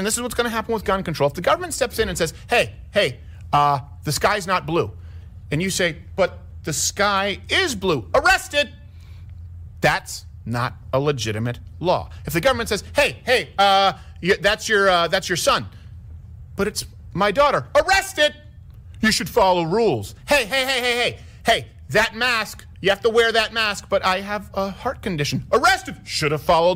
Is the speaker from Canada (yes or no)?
yes; Canada; I come from Canada